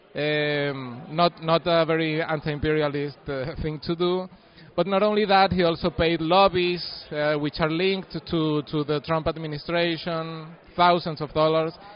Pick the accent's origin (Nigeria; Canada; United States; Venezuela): Venezuela; Mérida; my hometown of Merida